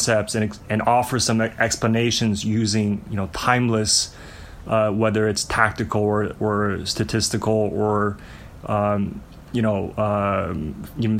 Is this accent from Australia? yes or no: no; Montreal, Quebec, Canada; also born or lived in China; I was born in China. We moved to Montreal when I was in first grade